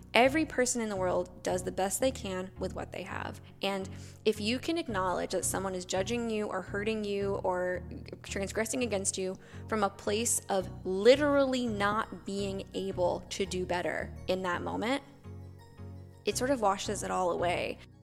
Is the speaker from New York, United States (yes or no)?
yes; New York, United States; moved away as an adult; also born or lived in Claremont, California; now in Arizona, United States; I'm originally from the East Coast. I'm from New York.